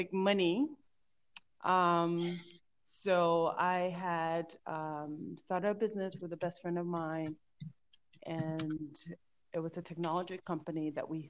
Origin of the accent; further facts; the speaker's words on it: Georgia, United States; also born or lived in Liberia; I was born in Liberia, grew up in the U.S., in the South, in Georgia